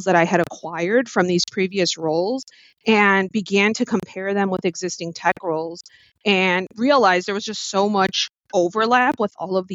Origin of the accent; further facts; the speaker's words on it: Chicago, Illinois, United States; I am from Chicago. My parents are from Mexico, so Aguascalientes and Guanajuato.